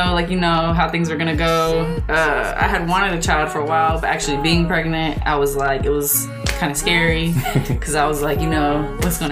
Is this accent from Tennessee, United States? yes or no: yes; Nashville, Tennessee, United States; I'm from Nashville, Tennessee